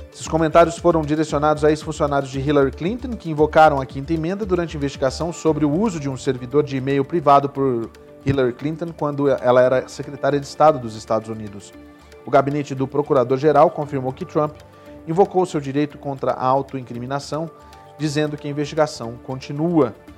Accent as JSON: {"language": "Portuguese", "region": "Rio de Janeiro", "country": "Brazil", "said": "eu sou carioca"}